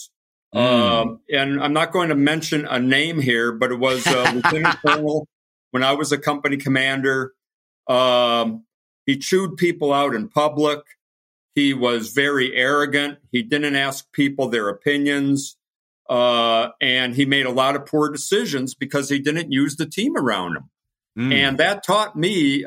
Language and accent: English; northeastern Pennsylvania, United States; moved away as an adult; I grew up in a small town in northeastern Pennsylvania, 5,000 people